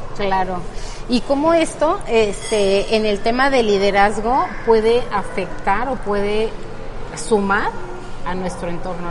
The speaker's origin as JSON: {"language": "Spanish", "country": "Mexico", "said": "nuestro país y mucho para nuestra cultura como mujeres mexicanas"}